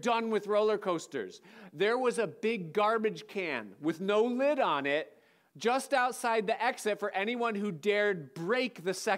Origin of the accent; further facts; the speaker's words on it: Rochester, New York, United States; Where I grew up outside of Rochester, we lived in a place where we were kind of located